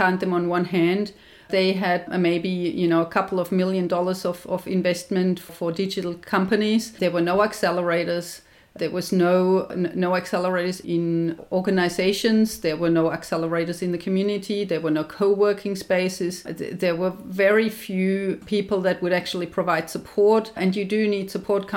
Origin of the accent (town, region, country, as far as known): Germany; moved away as an adult; now in Australia